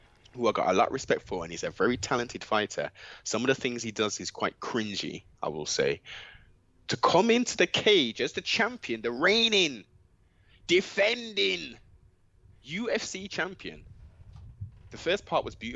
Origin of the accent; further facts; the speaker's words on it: England, United Kingdom; our foreparents came over to the UK from the Caribbean. We have the citizenship of being British